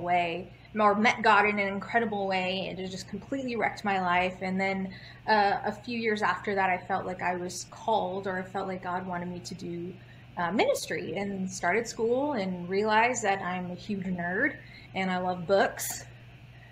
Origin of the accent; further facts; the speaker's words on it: Houston, Texas, United States; Born and raised in Houston, Texas